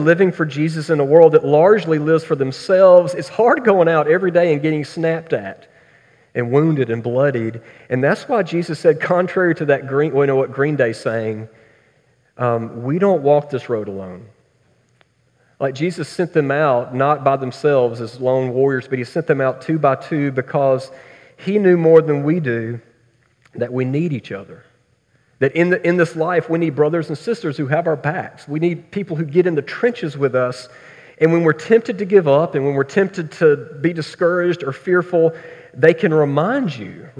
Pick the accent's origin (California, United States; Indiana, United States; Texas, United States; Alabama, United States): Alabama, United States; Tuscaloosa; growing up around Tuscaloosa, it was lonely being an Auburn fan